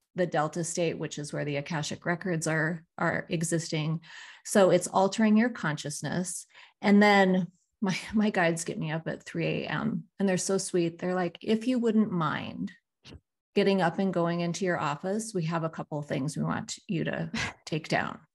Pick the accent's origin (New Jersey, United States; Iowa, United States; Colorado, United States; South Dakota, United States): South Dakota, United States; growing up in South Dakota